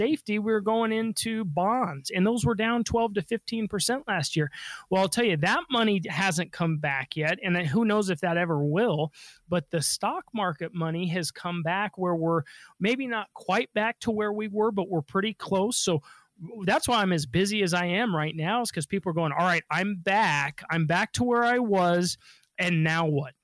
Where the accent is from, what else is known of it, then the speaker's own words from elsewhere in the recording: Denver, Colorado, United States; I was born and raised in Denver.